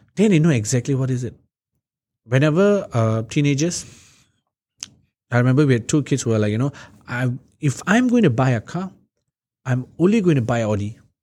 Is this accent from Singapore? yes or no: yes; Singapore; also born or lived in Hillview, Singapore; We moved from Marsiling, we moved to Hillview